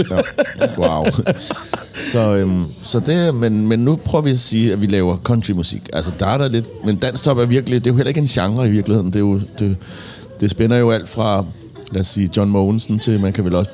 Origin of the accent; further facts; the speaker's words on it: Copenhagen, Capital Region of Denmark, Denmark; Jeg er fra øh, Inderby og Christianshavn.